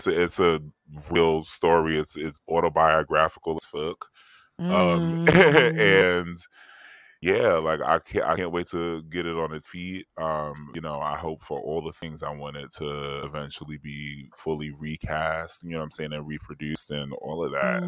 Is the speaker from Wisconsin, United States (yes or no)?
no; New York City, New York, United States; I'm from Harlem